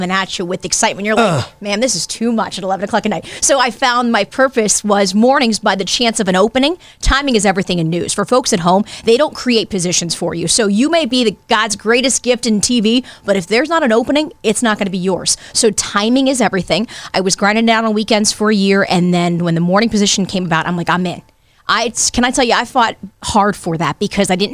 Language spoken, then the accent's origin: English; Youngstown, Ohio, United States; Youngstown's where I grew up